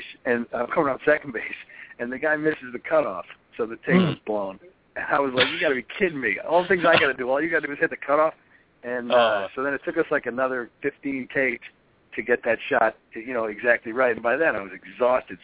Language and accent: English; Long Island, New York, United States; I'm from Long Island